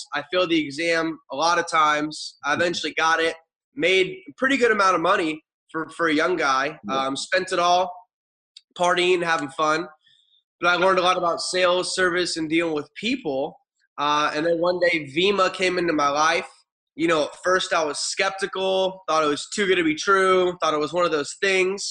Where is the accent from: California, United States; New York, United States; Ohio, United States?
Ohio, United States; moved away as an adult; also born or lived in Arizona; I grew up in Ohio